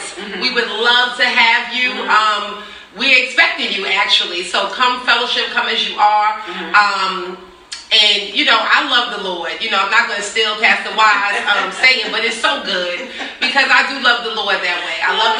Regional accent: New York City, New York, United States; now in Richmond, United States; I am from New York City, Queens, New York, originally. But I've been here in Richmond, Virginia for 19 years.

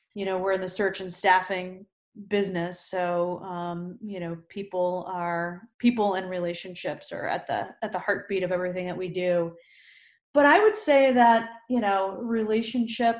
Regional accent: Kutztown, Pennsylvania, United States; I grew up in Kutztown

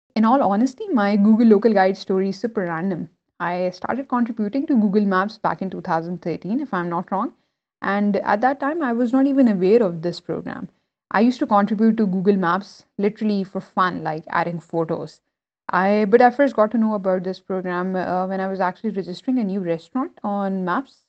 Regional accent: Pakistan; I was born and raised in Pakistan

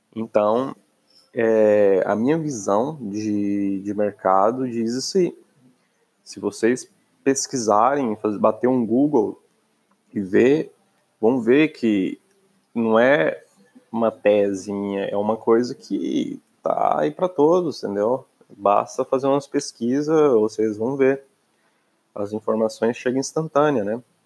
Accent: Brazil; moved away; Eu, sendo brasileiro

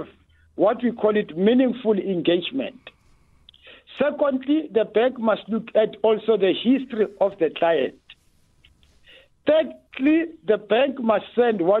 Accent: South Africa; as a South African

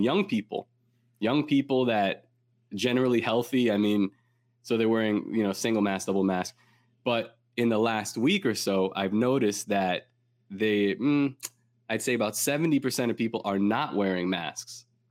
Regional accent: New York City, New York, United States; where I grew up in Coney Island

